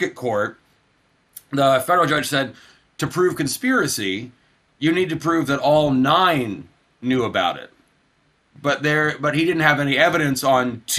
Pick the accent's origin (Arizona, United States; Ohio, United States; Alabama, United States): Alabama, United States; North; moved away; also born or lived in Atlanta, Georgia; the local city council in where I'm from in Alabama, where oddly enough, the current House representative for my hometown, Mo Brooks